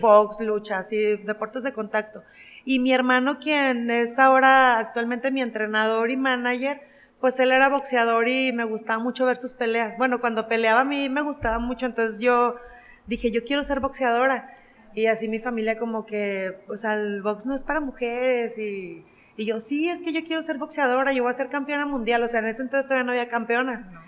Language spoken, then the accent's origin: Spanish; Mexico; soy la primera mexicana